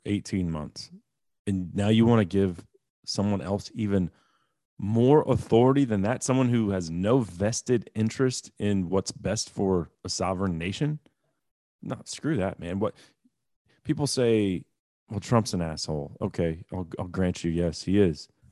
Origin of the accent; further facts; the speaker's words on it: United States; I'm an American